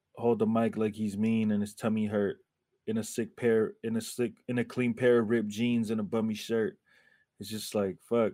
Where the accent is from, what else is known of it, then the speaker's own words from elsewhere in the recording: Oakland, California, United States; I'm from Oakland